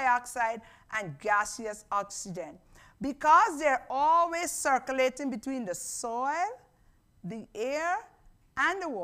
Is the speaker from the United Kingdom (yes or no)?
no; Guyana; moved away; I grew up in Guyana